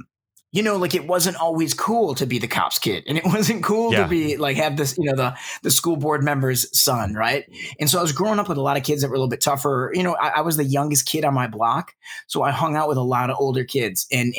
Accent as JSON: {"language": "English", "town": "Detroit", "region": "Michigan", "country": "United States", "tie": "born or raised there", "said": "So, you know, as I had kind of mentioned, I grew up in Metro Detroit"}